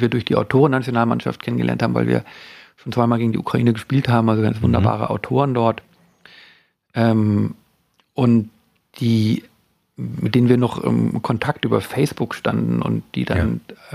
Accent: Worpswede, Lower Saxony, Germany; ich bin ja in Wobswede groß geworden

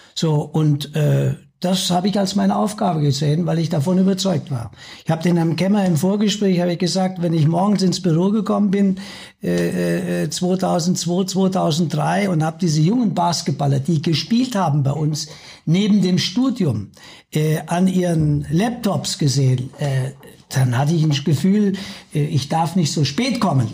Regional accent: foot of the Westerwald, Hesse, Germany; moved away as an adult; now in Munich, Germany; Ich bin gebürtiger Hesse am Fuße des Westerwalds.

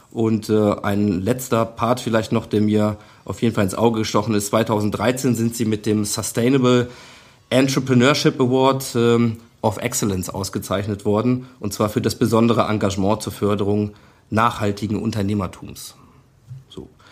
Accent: Germany; als Deutscher

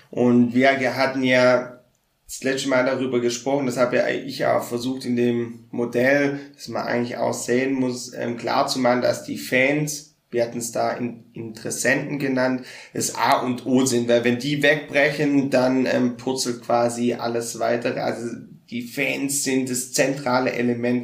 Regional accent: Baden-Württemberg, Germany; ich bin ja auch Schwabe

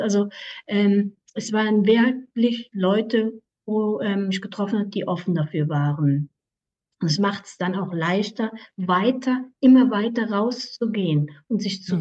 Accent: Aargau, Switzerland; ich komme aus der Schweiz im Kanton Aargau

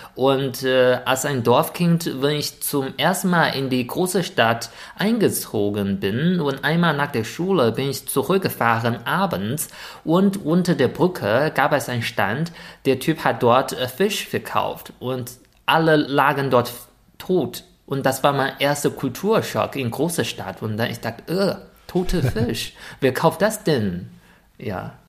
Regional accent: China; German is a second language; moved away; als Chinese

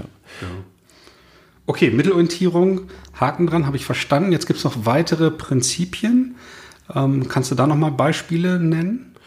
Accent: the North, Northern Germany, Germany; der Dialekt ist vielleicht bei uns im Norden nicht so geläufig

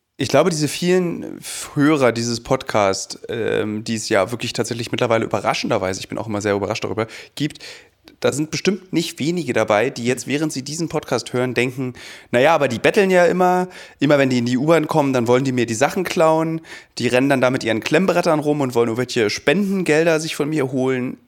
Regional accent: Berlin, Germany; jetzt als Berliner

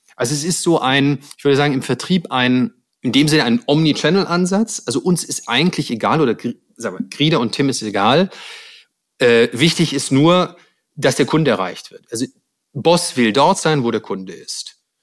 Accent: Stuttgart, Baden-Württemberg, Germany; moved away; ich komme ja ursprünglich aus Stuttgart, deshalb ähm, meine Eltern wohnen da noch in der Nähe

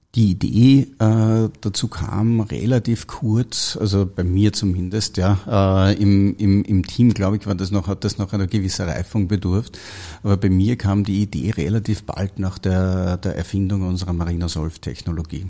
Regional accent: Austria; Ich komme aus Österreich, habe dort eine die HTL für chemische Betriebstechnik

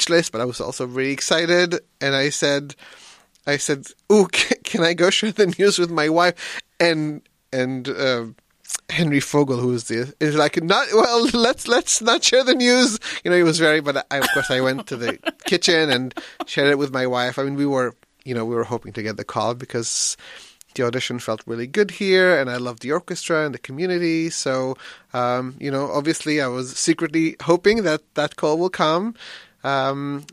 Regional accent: Israel; now in Bellingham, United States; I'm originally from Israel, but I live in Bellingham, Washington right now

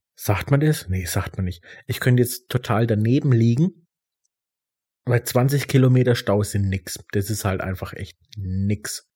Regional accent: Germany; bei uns in Deutschland

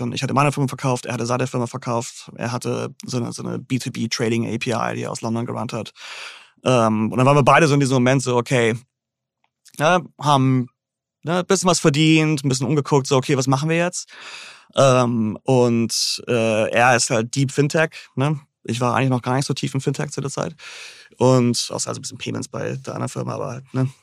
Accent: Großhansdorf, Schleswig-Holstein, Germany; moved away as an adult; also born or lived in Hamburg; now in New York, United States; ich bin aufgewachsen in Großhansdorf, Endstation u 1.

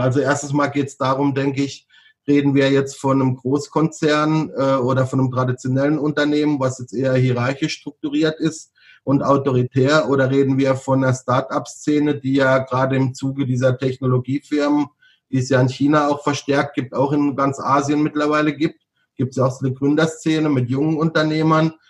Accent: Freiburg, Baden-Württemberg, Germany; moved away as an adult; also born or lived in Bangkok, Thailand / Hanoi, Vietnam / Hong Kong; ich komme ja aus, aus Süddeutschland, gut, ich komme jetzt aus Baden

